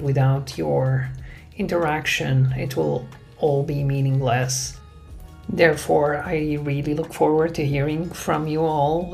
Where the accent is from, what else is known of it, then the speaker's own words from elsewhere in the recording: Aleppo, Aleppo Governorate, Syria; moved away as an adult; I was born and raised in Syria. I spent there my whole childhood, teenage years, and early adulthood.